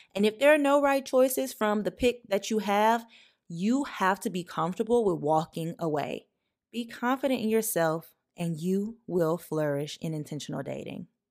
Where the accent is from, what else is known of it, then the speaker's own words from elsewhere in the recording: the South, United States; as a Black child growing up in the South